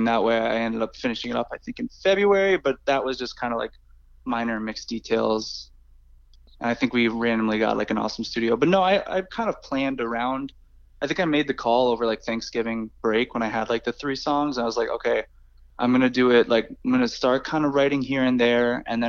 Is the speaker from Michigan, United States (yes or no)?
no; Hartford, Connecticut, United States; in Hartford, my hometown.